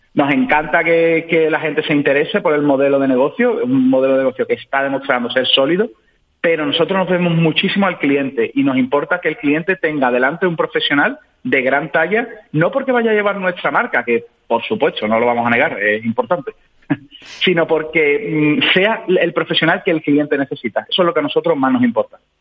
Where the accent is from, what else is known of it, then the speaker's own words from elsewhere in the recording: Seville, Andalusia, Spain; yo soy de Sevilla, un ciudadano sevillano